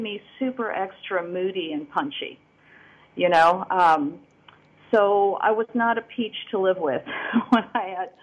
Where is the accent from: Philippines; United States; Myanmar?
Philippines; now in Nicosia, Cyprus; I'm originally from the Philippines, and I did not actually naturalize as an American citizen until recently, 2016